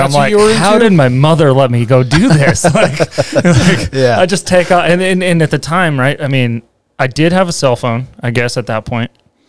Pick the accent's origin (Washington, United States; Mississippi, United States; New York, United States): Washington, United States; Eastern; moved away; I grew up actually in Eastern Washington, a little farming community